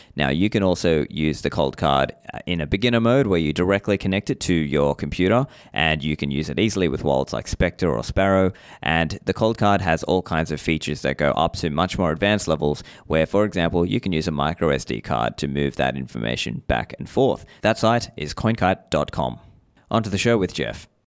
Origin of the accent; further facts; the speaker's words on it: Australia; moved away as an adult; also born or lived in Sri Lanka; now in Dubai, United Arab Emirates; I was born in Sri Lanka, grew up in Australia